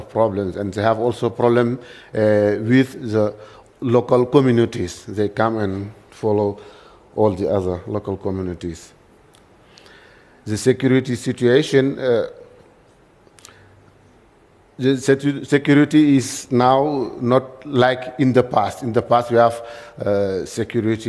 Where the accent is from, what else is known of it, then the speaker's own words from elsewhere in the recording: Kédougou, Senegal; English is a second language; I come from Senegal. As you know, in Senegal, we speak French. So my English is not so good